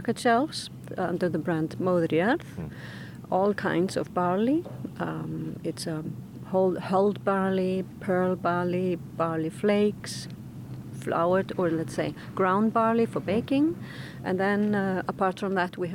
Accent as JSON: {"language": "English", "town": "Reykjavik", "region": "Capital Region", "country": "Iceland", "moved": "yes", "lives_now": "Vallanes, Iceland", "said": "I'm from Reykjavik, so I'm more used to wind"}